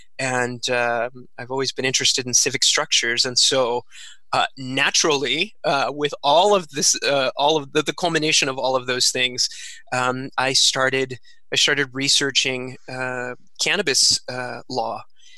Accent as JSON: {"language": "English", "area": "San Joaquin Valley, Central Valley", "region": "California", "country": "United States", "tie": "born or raised there", "also_born_or_lived": "Santa Cruz, California", "said": "growing up in the Central Valley, in the San Joaquin Valley, There was definitely a very conservative political mindset"}